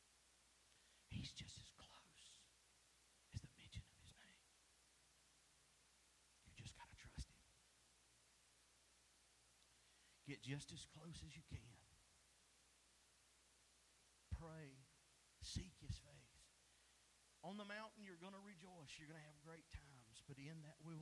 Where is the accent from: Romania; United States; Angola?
United States; East Tennessee; moved away as an adult; also born or lived in Baton Rouge, Louisiana / South Mississippi; East Tennessee, we don't get storms like y'all get in South Mississippi and Baton Rouge